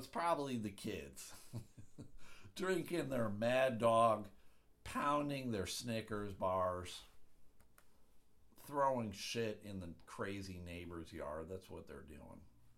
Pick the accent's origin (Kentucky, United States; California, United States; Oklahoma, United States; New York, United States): New York, United States; Buffalo; moved away; Back in Buffalo, that's where I grew up, everybody, for the new listeners. I grew up in the Buffalo, New York area.